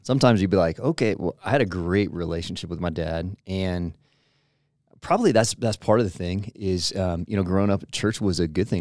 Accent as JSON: {"language": "English", "town": "Portland", "region": "Oregon", "country": "United States", "tie": "born or raised there", "said": "I grew up in Portland, Oregon area"}